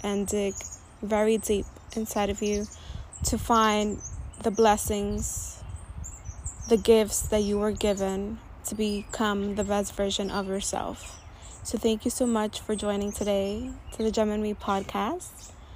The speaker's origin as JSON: {"language": "English", "town": "New York City", "region": "New York", "country": "United States", "tie": "born or raised there", "said": "I'm a young, proud, first generation Latina born and raised in Washington Heights."}